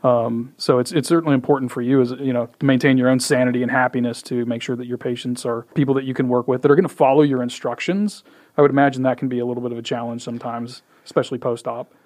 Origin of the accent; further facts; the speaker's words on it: Indiana, United States; also born or lived in Michigan / Deer Creek, Illinois; now in Frisco, United States; I did most of my growing up in Indiana